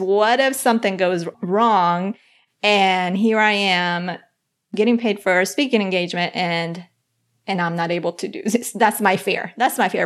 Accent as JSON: {"language": "English", "region": "Bogotá", "country": "Colombia", "tie": "born or raised there", "said": "I was born in Bogota, Colombia"}